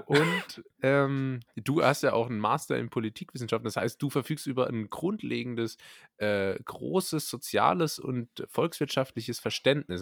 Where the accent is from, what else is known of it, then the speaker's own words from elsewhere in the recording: Berlin, Germany; Als echte Berliner